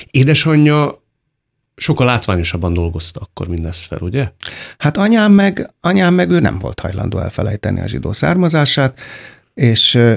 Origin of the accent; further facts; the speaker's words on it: Hungary; Hát én, nagyon-nagyon-nagyon öntudatos magyar vagyok, de én büszke arra vagyok, amit én csináltam, és nem arra, amit születtem aminek születtem.